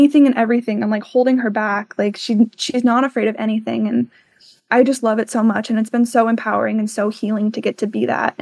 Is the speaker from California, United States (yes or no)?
no; Tucson, Arizona, United States; moved away as an adult; when I'm back home, I'm originally from Tucson